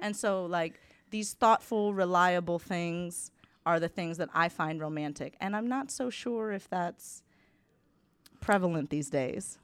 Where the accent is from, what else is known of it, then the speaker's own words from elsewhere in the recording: United States; moved away as an adult; being American